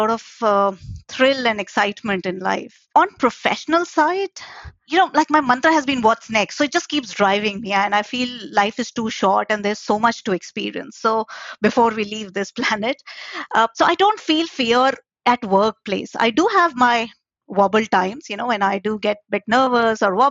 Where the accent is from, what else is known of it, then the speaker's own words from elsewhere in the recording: India; moved away as an adult; now in London, United Kingdom; I was born and brought up in India